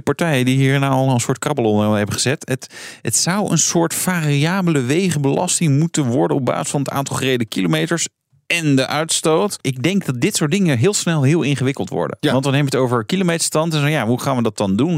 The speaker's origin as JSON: {"language": "Dutch", "town": "Brielle", "region": "South Holland", "country": "Netherlands", "tie": "born or raised there", "moved": "yes", "said": "ik kom uit eh, Brille oorspronkelijk"}